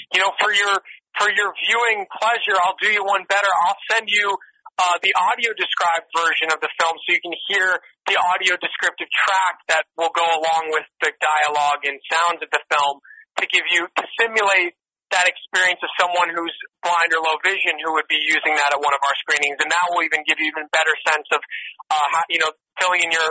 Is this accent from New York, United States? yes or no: yes; New York, United States; now in Los Angeles, United States; I'm from New York, I live in L.A. now